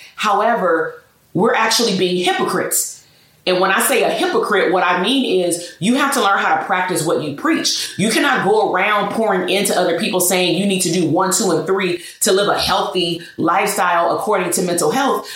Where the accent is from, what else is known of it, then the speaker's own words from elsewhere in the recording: Portland, Oregon, United States; I was born in Portland, Oregon single parent household, father incarcerated pretty much until, you know, a couple of years ago. Um, grandparents raised me along with my mother